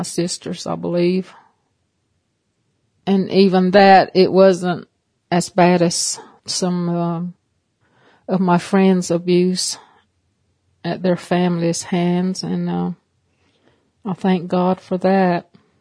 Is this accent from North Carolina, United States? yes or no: yes; Cherokee, North Carolina, United States; I'm from Cherokee, North Carolina, with the Eastern Band of Cherokee Indians.